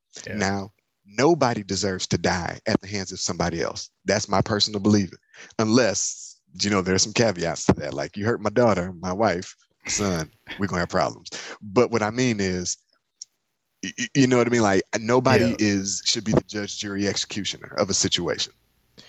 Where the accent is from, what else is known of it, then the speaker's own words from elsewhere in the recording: Michigan, United States; I'm from Michigan